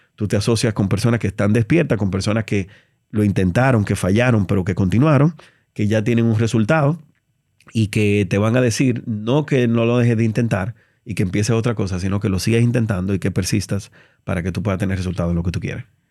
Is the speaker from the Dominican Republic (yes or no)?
yes; Dominican Republic; soy un, dominicano